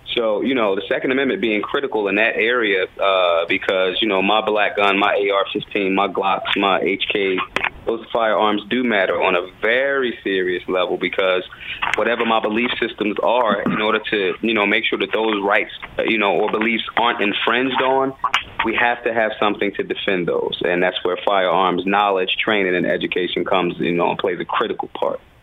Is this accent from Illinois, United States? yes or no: no; Philadelphia, Pennsylvania, United States; I'm from the hood. I'm from North Philly